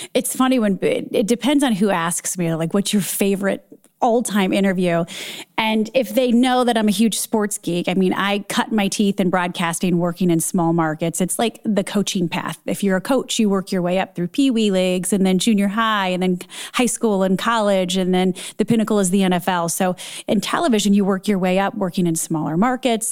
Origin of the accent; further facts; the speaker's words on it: Michigan, United States; moved away as an adult; also born or lived in Dayton, Ohio / Cincinnati, Ohio / Chicago; born and raised in Michigan